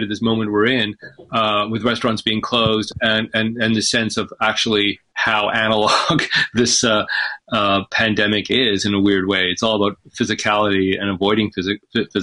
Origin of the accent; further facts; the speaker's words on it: British Columbia, Canada; also born or lived in Egypt; the province that I'm from. I was raised in British Columbia